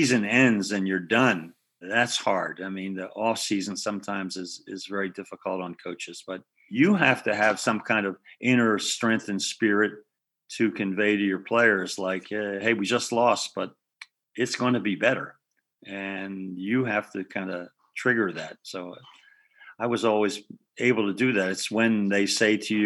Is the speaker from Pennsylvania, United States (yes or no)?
yes; Philadelphia, Pennsylvania, United States; moved away; I grew up in West Philadelphia, you know, and a row house.